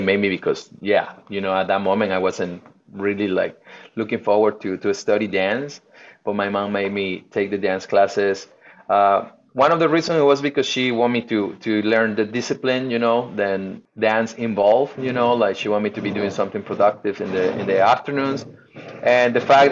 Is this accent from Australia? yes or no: no; Veracruz, Mexico; moved away; I was born in Veracruz, Mexico, born and raised in Veracruz, Mexico